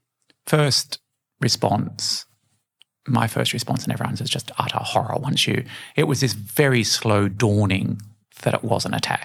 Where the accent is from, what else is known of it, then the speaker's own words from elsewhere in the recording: Australia; I'm Australian